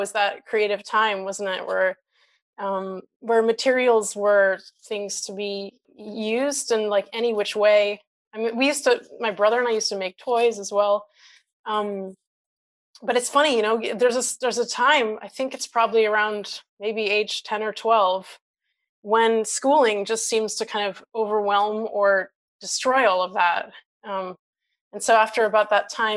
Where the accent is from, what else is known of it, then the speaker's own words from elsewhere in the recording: United States; moved away as an adult; also born or lived in Brazil / East Timor / Portugal / Mozambique; now in United Kingdom; growing up in the States